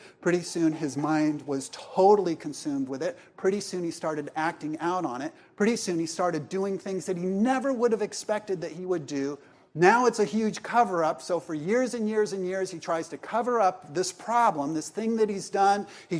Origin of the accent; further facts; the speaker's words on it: Columbia, South Carolina, United States; I'm from Columbia, South Carolina, and so are these two.